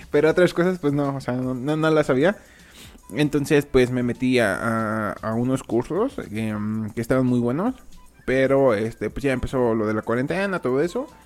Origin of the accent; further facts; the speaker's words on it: Mexico; la mayoría de, del, público es de España y yo soy de México